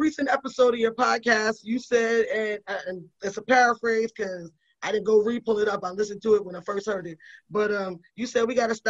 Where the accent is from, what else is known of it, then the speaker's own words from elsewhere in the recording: Northeast, United States; Like, we grew up in the Northeast during the fucking crack epidemic.